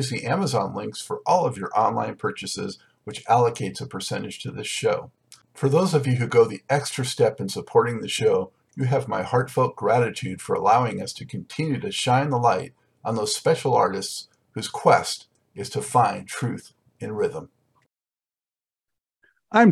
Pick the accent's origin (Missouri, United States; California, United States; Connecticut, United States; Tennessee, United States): California, United States; Los Angeles; moved away; I'm from Los Angeles originally